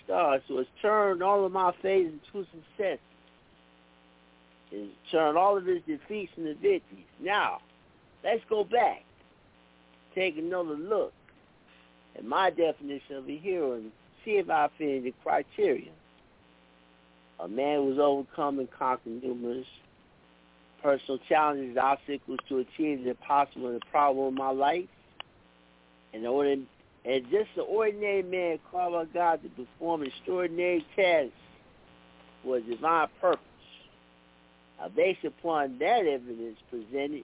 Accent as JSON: {"language": "English", "town": "East Chicago", "region": "Indiana", "country": "United States", "tie": "born or raised there", "said": "my hometown, East Chicago"}